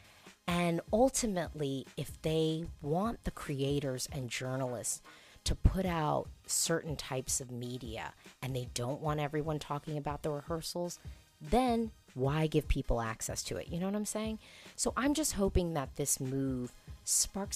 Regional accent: United States; I'm an American Eurovision fan

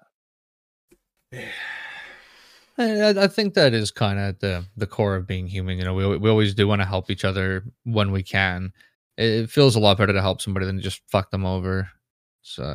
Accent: Canada; me being a Canadian citizen

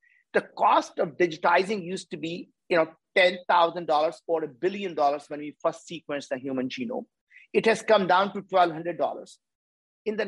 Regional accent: India; As Indians

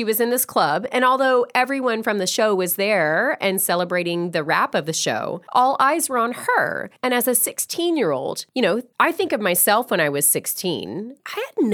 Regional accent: the South, United States; I am from the South, and I was always taught to say, like, yes, ma'am, no, sir, please and thank you.

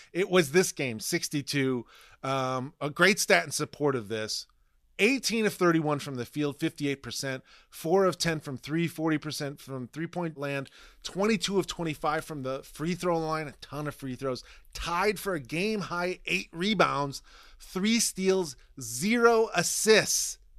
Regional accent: Ohio, United States; now in New York, United States; I was born in Ohio. I now live on the East Coast, live in New York.

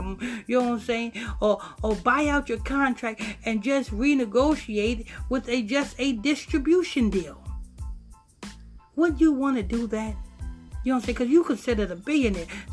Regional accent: Huntington Station, New York, United States; I'm from Long Island, Huntington Station, Long Island.

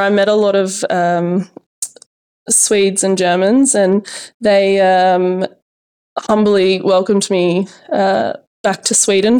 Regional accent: Orange, New South Wales, Australia; You know, growing up in Orange, it was great. And then you kind of hit your teenage years and, you know, you think you're invincible and you just, you know, I almost outgrew Orange in a way and couldn't leave quick enough

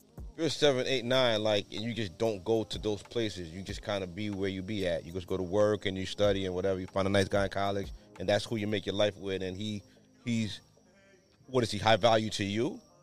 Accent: New York, United States; I'm from New York

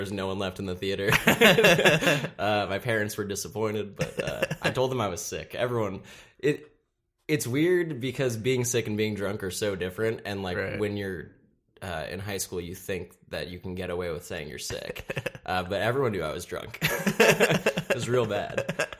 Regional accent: Seattle, Washington, United States; born there; also born or lived in Chicago / Austin / Columbus / San Francisco; And I was born in Seattle, and then I moved to Chicago. My voice cracked. Then I moved to Austin, Texas, and then Columbus, Ohio, and then San Francisco.

